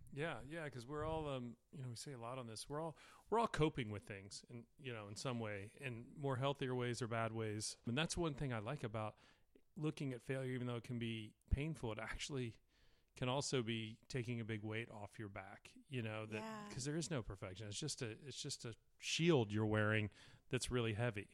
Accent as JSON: {"language": "English", "region": "Alabama", "country": "United States", "tie": "born or raised there", "moved": "yes", "lives_now": "California, United States", "said": "I was born in Alabama"}